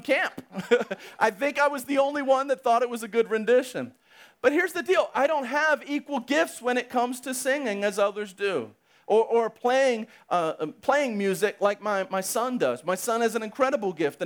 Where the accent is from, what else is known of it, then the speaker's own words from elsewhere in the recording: United States; I'm simply an American that has a regular job